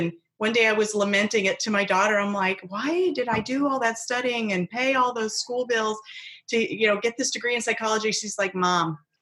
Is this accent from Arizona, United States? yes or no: yes; Arizona, United States; I'm from Arizona